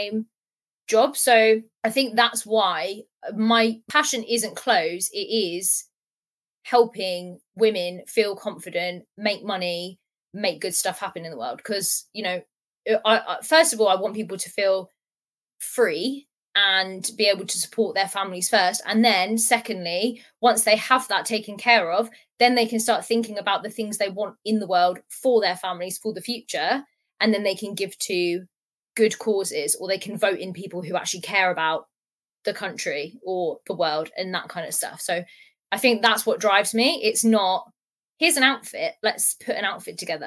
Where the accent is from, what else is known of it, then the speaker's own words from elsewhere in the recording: Portsmouth, South East England, United Kingdom; I'm from Portsmouth